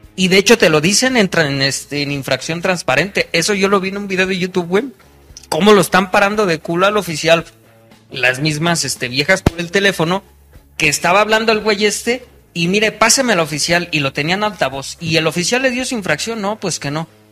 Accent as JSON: {"language": "Spanish", "country": "Mexico", "said": "como buen mexicano"}